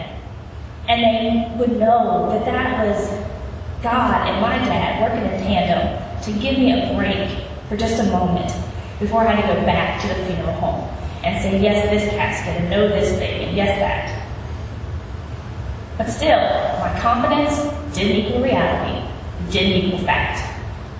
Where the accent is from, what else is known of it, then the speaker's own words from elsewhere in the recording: West Virginia, United States; I was born and raised in West Virginia